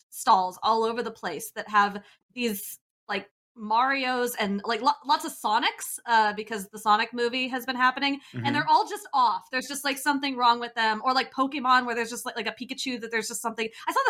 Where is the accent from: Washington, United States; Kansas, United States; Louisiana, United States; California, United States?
Kansas, United States; now in San Francisco Bay Area, United States; I'm from Kansas.